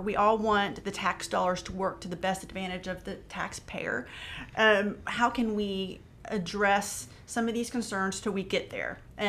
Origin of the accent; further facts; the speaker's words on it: Huntington, West Virginia, United States; I went to a Marshall University in my hometown.